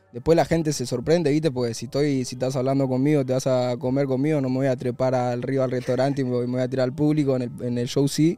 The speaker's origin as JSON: {"language": "Spanish", "region": "Buenos Aires", "country": "Argentina", "tie": "born or raised there", "said": "la plaza de, la boca, del barrio de, donde yo nací"}